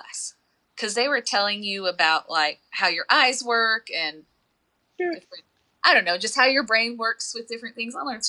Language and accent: English; Garland, Texas, United States; moved away as an adult; now in Waco, United States; I'm from the Dallas area, so I'm from Garland.